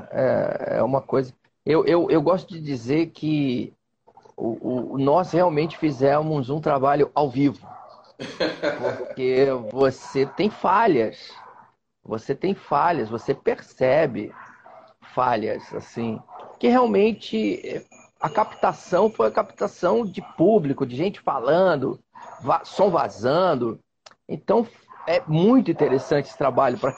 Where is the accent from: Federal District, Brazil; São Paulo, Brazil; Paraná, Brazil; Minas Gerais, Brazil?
São Paulo, Brazil; Sou paulistano.